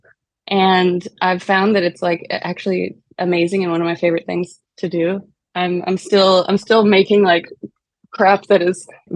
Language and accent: English; Arizona, United States; now in New York, United States; I'm originally from Arizona